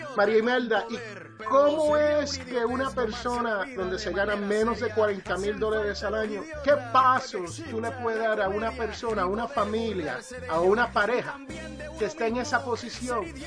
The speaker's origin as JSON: {"language": "Spanish", "country": "Puerto Rico", "tie": "born or raised there", "also_born_or_lived": "Jersey City, New Jersey", "moved": "yes", "said": "yo soy de Jersey City, New Jersey. Yo soy originalmente nacido ahí, pero criado en la isla del encanto, Puerto Rico"}